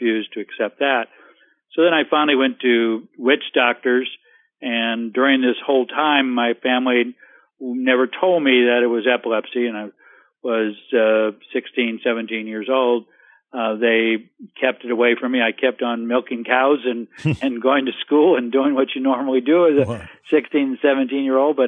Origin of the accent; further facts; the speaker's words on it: Central California, United States; I'm from California, Central California, raised on a dairy farm